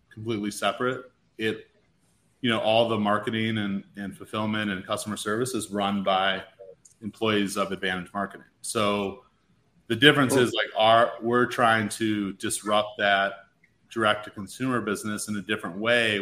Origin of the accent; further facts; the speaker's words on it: Chicago, Illinois, United States; moved away; I'm from Chicago originally.